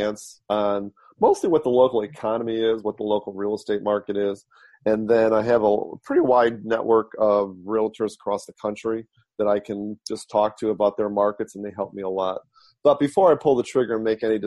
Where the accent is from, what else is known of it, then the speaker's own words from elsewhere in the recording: Detroit, Michigan, United States; now in San Francisco, United States; born and raised in Detroit